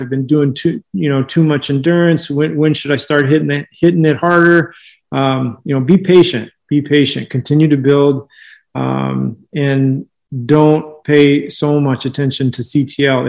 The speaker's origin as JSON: {"language": "English", "region": "California", "country": "United States", "said": "I'm from California"}